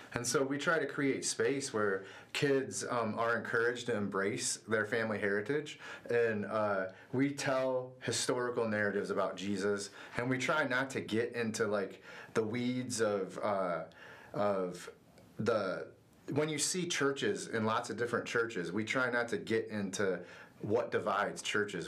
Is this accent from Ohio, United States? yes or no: yes; Sylvania, Ohio, United States; I grew up in Northwest Ohio in a small town called Sylvania, just outside of Toledo